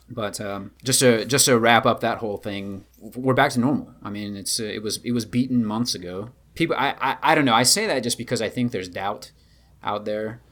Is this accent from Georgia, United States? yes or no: yes; Georgia, United States; moved away; also born or lived in China; my little hometown in Georgia